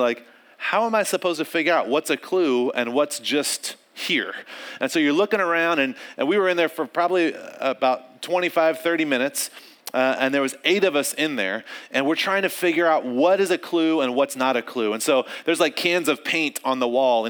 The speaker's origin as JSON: {"language": "English", "region": "North Carolina", "country": "United States", "tie": "born or raised there", "said": "I grew up in North Carolina, and which is the South."}